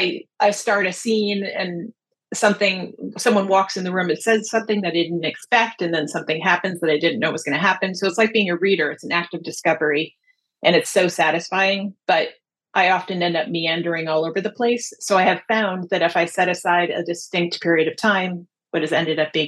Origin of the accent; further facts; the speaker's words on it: New Jersey, United States; I grew up in New Jersey